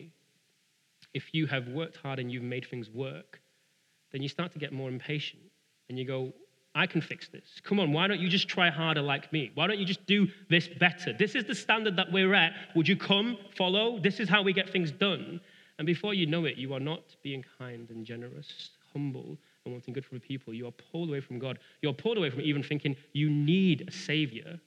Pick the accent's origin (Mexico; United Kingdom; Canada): United Kingdom; we're British.